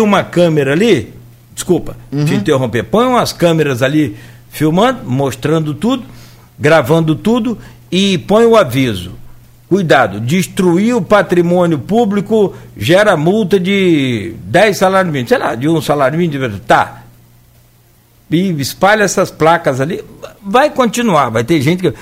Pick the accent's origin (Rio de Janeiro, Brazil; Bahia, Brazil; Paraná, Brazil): Rio de Janeiro, Brazil; Italva; eu sou de Italva